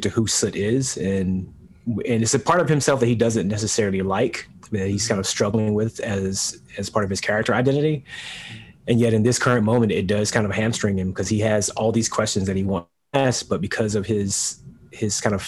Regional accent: United States; this is the land of my parents and their parents and onward and onward

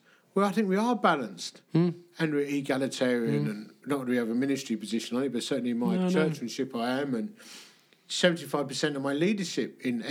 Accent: London, United Kingdom; also born or lived in Dagenham; I grew up in the East End of London. I went to school in Hornchurch and Romford.

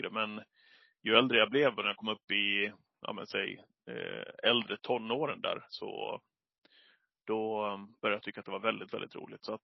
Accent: Leksand, Dalarna County, Sweden; Och eh, vi, eller jag är uppväxt i, i Leksand i Dalarna, men eh, vi var väldigt mycket uppe hos min farmor och farfar när jag var yngre.

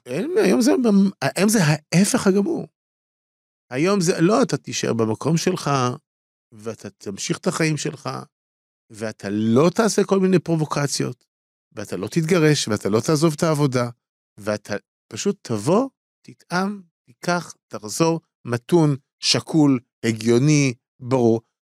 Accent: Tel Aviv, Tel Aviv District, Israel; אני גדלתי בתל אביב, בסדר? אה, תל אביבי

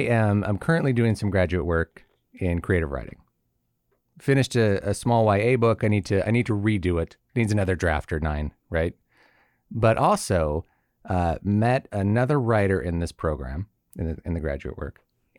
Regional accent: Connecticut, United States; What I know about the show is whenever I tell someone I'm from Connecticut, it is very common

